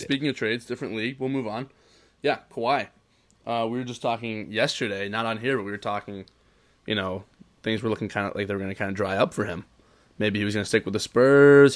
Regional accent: Cincinnati, Ohio, United States; We're both from Cincinnati. We're both from Cincinnati

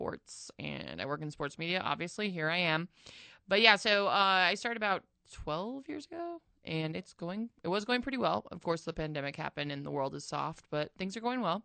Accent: Albuquerque, New Mexico, United States; I grew up here

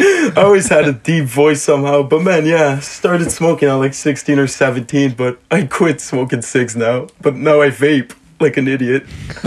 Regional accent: South Shore of Montreal, Quebec, Canada; I grew up on the South Shore of Montreal.

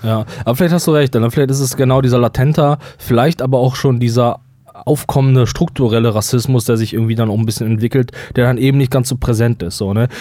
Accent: Germany

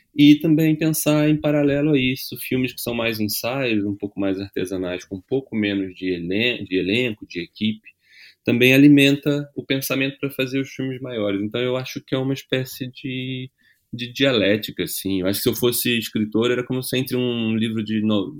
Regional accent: Brazil; como brasileira

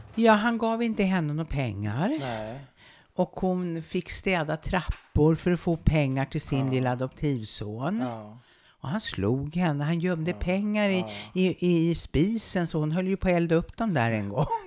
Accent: Uppsala, Uppsala County, Sweden; nu sitter ju vi här på Luthagsesplanaden. Ja. Och bara, bara ungefär 50 meter härifrån ja. stod det ett gammalt vitt trähus med en fiskaffär på gaveln. Och på bottenvåningen, i ett stort rum och kök, där bodde vi och där föddes jag

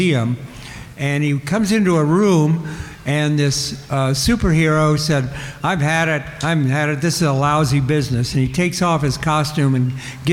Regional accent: Midwest, United States; I grew up in the Midwest

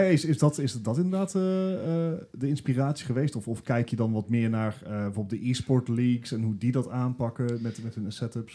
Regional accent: Eindhoven, North Brabant, Netherlands; Gijs, Leslie en ik zijn, zijn trotse Eindhovenaren

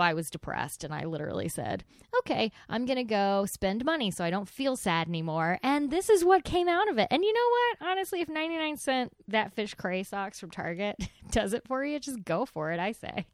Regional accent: near Waxahachie, Texas, United States; near my hometown. This is in, in Waxahachie.

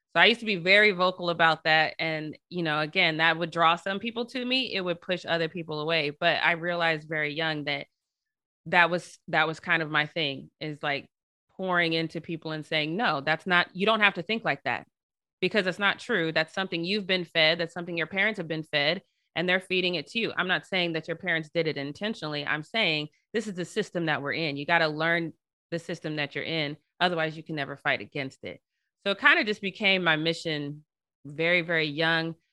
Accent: Denver, Colorado, United States; now in Long Beach, United States; I'm originally from Denver, Colorado. Uh, I went to predominantly white schools, uh, my entire schooling, K through twelve

